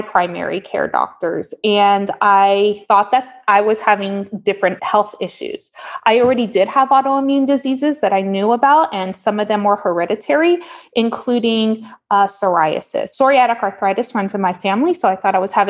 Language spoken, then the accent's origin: English; Miami, Florida, United States; moved away as an adult; now in Portland, United States; I'm from Miami originally. I was born and raised there